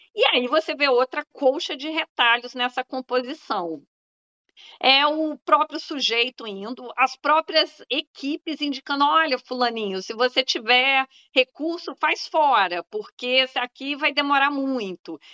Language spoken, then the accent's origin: Portuguese; Minas Gerais, Brazil; moved away; also born or lived in Bahia; Eu sou mineira também